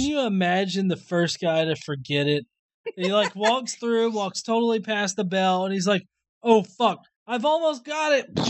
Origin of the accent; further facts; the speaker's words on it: the South, United States; I'm a Southerner.